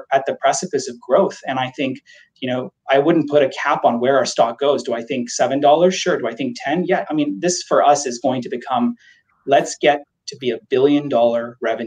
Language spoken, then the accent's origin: English; Canada; we're Canadian too. We understand that healthcare here is a universal healthcare right.